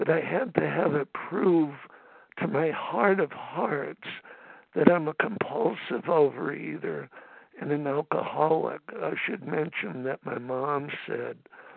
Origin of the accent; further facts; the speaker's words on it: Los Angeles, California, United States; I'm from Los Angeles and we live close to, you know, Dodger Stadium